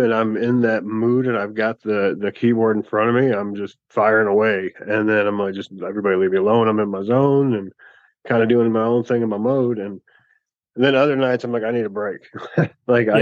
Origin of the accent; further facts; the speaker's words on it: Maumee, Ohio, United States; my hometown in Maumee